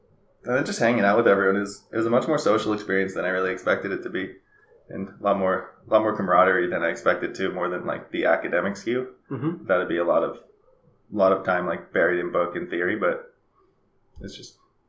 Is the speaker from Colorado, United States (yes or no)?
no; Arizona, United States; also born or lived in New Hampshire; Pretty much Arizona. I've been here since 2004. Before that, lived in New Hampshire. My family's moved around a little bit, so I've traveled and spent some time in Texas or Dubai, mm-hmm. but pretty much home base is Arizona.